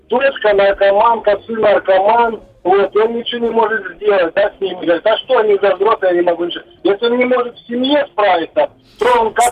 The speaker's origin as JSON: {"language": "Russian", "town": "Barnaul", "region": "Altai Krai", "country": "Russia", "said": "Я из Барнаула."}